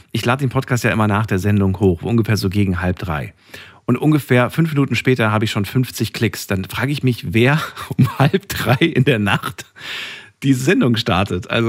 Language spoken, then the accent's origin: German; Frankfurt, Hesse, Germany; das ist halt die Musik, mit der man groß geworden ist. Und gerade als Frankfurter kennt man